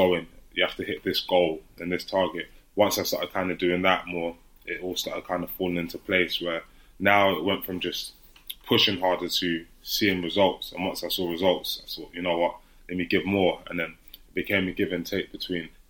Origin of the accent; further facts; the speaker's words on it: London, United Kingdom; I grew up in Hackney in East London